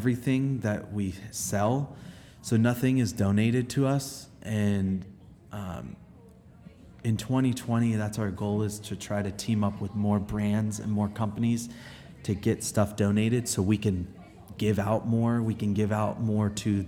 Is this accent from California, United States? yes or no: yes; Los Angeles, California, United States; growing up in Los Angeles